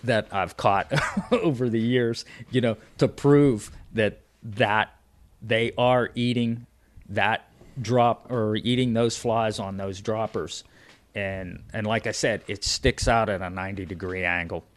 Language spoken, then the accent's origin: English; Pennsylvania, United States; I'm from Pennsylvania